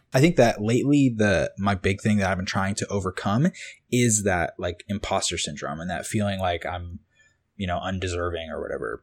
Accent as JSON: {"language": "English", "area": "Cape Cod", "region": "Massachusetts", "country": "United States", "tie": "born or raised there", "also_born_or_lived": "Boston", "moved": "as an adult", "lives_now": "Los Angeles, United States", "said": "I grew up on this little island called Cape Cod"}